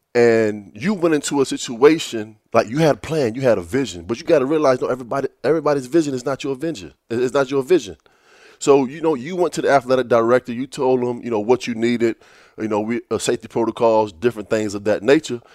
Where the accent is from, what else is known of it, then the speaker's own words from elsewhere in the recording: Virginia Beach, Virginia, United States; me growing up in Virginia Beach. You know, uh, my high school, it was, it, it was a public school